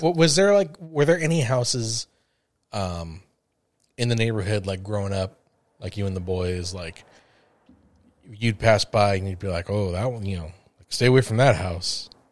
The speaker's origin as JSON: {"language": "English", "town": "Los Angeles", "region": "California", "country": "United States", "tie": "born or raised there", "said": "growing up in the San Fernando Valley"}